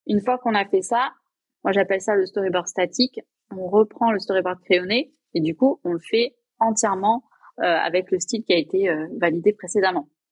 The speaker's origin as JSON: {"language": "French", "town": "Limoges", "region": "Nouvelle-Aquitaine", "country": "France", "also_born_or_lived": "Toulouse / Paris", "moved": "as an adult", "said": "je suis rentrée chez moi, à Limoges"}